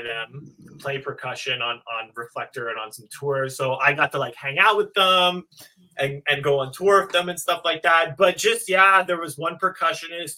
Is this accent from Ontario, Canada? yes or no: no; Montreal, Quebec, Canada; I'm from Montreal